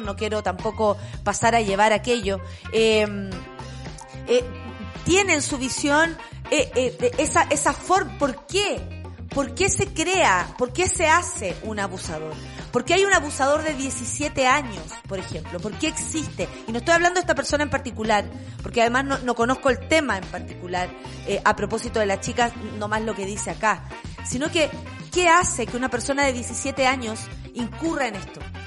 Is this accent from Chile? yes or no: yes; Chile; Como chilenos, como chilenas